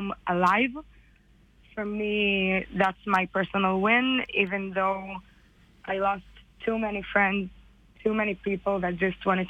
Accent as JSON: {"language": "English", "country": "Israel", "tie": "born or raised there", "also_born_or_lived": "United States", "said": "I was born in America and I came to Israel when I was 6."}